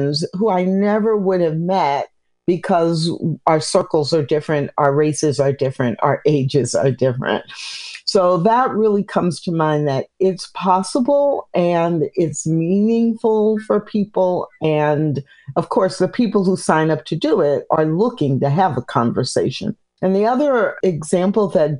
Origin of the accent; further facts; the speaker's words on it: Midwest, United States; also born or lived in Missouri / Illinois / Kansas; now in Texas, United States; I live in Texas, but I grew up in the Midwest, Missouri, Illinois, Kansas